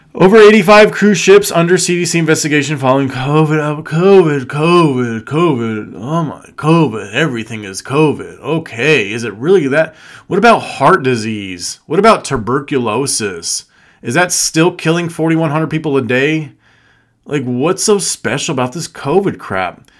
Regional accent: Las Vegas, Nevada, United States; I was born and raised in Vegas.

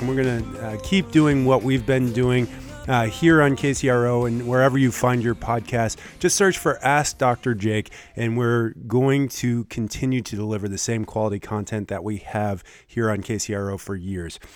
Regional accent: Michigan, United States; now in Lincoln, Nebraska, United States; where I grew up in Michigan

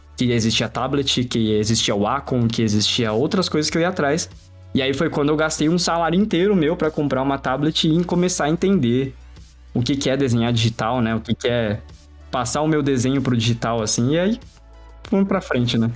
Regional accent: Diadema, São Paulo, Brazil; eu sou de uma região de São Paulo que é uma região pobre, né? Eu, moro, eu morei minha vida inteira no ABC Paulista, em Diadema

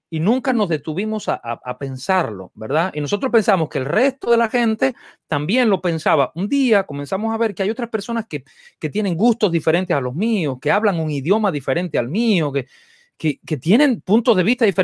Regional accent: Dominican Republic; porque yo soy dominicano, ¿eh?

